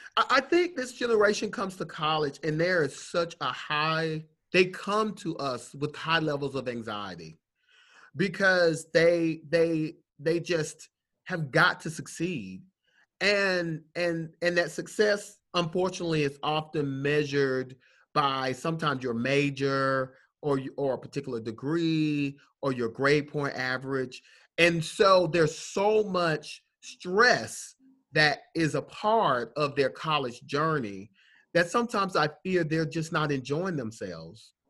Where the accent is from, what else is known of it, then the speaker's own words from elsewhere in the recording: Atlanta, Georgia, United States; I'm from Atlanta